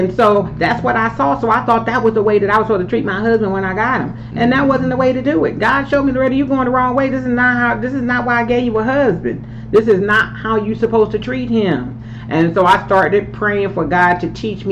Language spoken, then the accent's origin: English; Philadelphia, Pennsylvania, United States; growing up in Philly